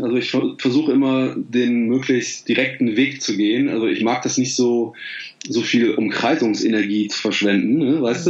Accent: Bergisch Gladbach, North Rhine-Westphalia, Germany; in Bergisch Gladbach, also wo ich aufgewachsen bin

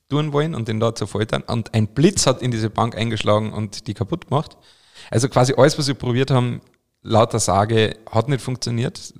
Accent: Carinthia, Austria; zum Beispiel in meiner Heimat Kärnten gibt es ein Sankt Veit

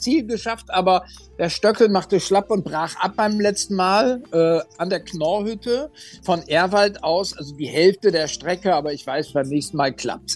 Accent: Oldenburg, Lower Saxony, Germany; meiner Heimatstadt Oldenburg

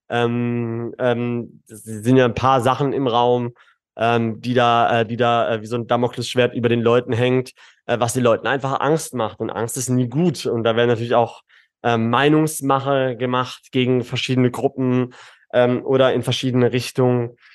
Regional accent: Karlsruhe, Baden-Württemberg, Germany; now in Dubai, United Arab Emirates; Ich, ich natürlich Karlsruhe, Baden-Württemberg, äh, Süddeutschland ist ist meine ist meine Heimat, ne?

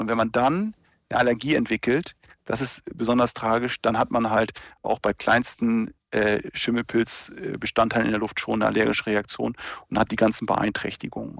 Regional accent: near Lüneburg, Lower Saxony, Germany; ich bin ja, äh, aus der Nähe von Lüneburg

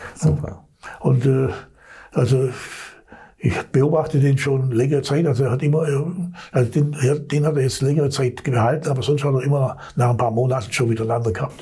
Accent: Swabia, Germany; als Schwabe

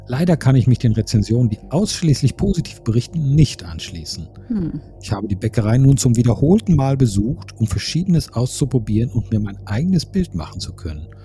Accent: Berlin, Germany; born there; Und das sage ich als gebürtige Berlinerin, die entsprechenden Charme von klein auf gut kennt.

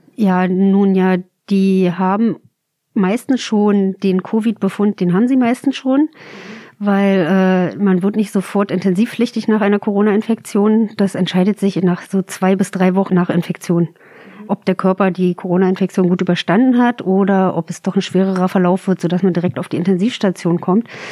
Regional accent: countryside southeast of Berlin, near the Spreewald, Brandenburg, Germany; moved away as an adult; now in Berlin, Germany; so richtig schön vom Lande Richtung südöstlich von Berlin. Also kurz vorm Spreewald.

